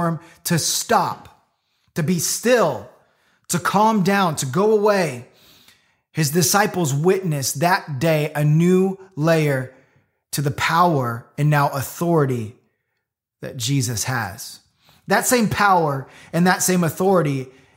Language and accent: English; Florida, United States; Growing up in Florida